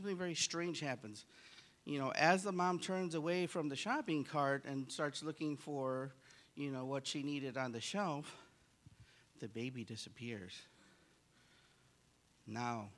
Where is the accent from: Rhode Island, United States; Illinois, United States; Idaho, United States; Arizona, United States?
Illinois, United States; Chicago; I grew up in Chicago